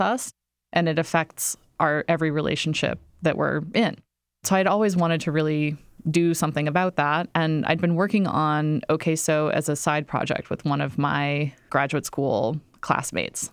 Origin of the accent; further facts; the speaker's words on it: Iowa, United States; moved away as an adult; now in New York City, United States; I grew up in Iowa